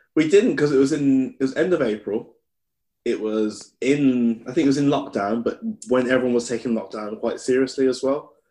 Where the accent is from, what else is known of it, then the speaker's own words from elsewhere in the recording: Birmingham, West Midlands, United Kingdom; moved away as an adult; now in Newcastle, United Kingdom; I'm from Handsworth, and I was a bit of a hermit growing up